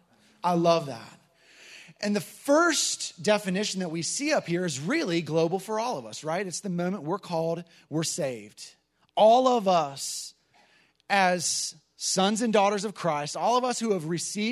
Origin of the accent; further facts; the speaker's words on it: Iowa, United States; moved away; I'm from Iowa